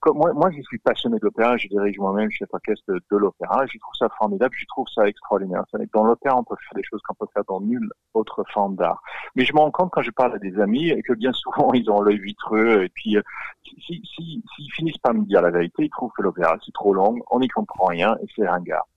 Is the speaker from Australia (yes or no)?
yes; Australia; accent: Australian; French is a second language; now in France; je, suis australien, vous l'entendez de mon accent.